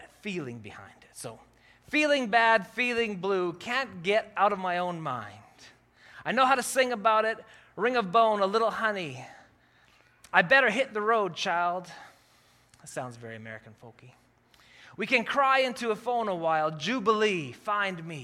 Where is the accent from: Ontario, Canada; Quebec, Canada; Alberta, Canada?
Alberta, Canada; Calgary; now in Kelowna, Canada; I grew up in Calgary.